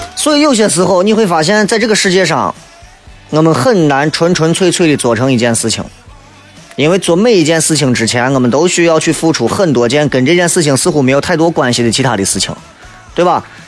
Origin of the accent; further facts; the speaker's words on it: China; 我们中国人